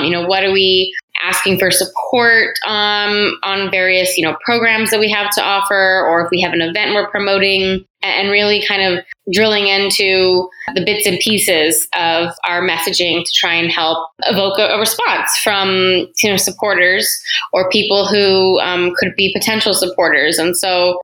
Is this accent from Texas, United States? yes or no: yes; San Antonio, Texas, United States; moved away as an adult; now in Pasadena, United States; I am originally from San Antonio, Texas, and I met my now husband there